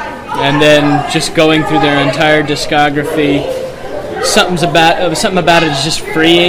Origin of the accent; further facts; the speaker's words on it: Kansas City, Kansas, United States; I'm from Wyandotte County down in KCK.